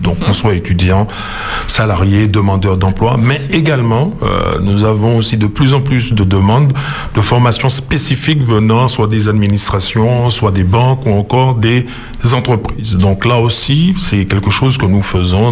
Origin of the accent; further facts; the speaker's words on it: Martinique; nous sommes martiniquais, nous ne sommes pas seulement martiniquais de par notre histoire, nous sommes surtout martiniquais de par notre géographie